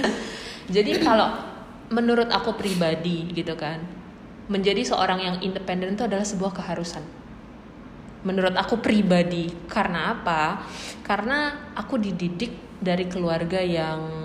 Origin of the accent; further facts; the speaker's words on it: Java, Indonesia; kami orang Jawa